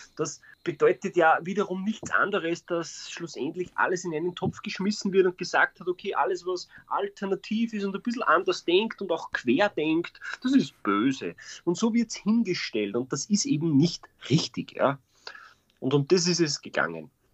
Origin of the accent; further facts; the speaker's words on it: Austria; bei uns in Österreich